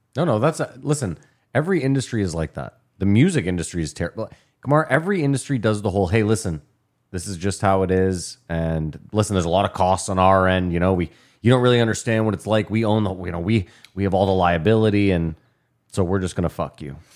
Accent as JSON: {"language": "English", "region": "Ontario", "country": "Canada", "tie": "born or raised there", "said": "Growing up where we grew up in Ontario"}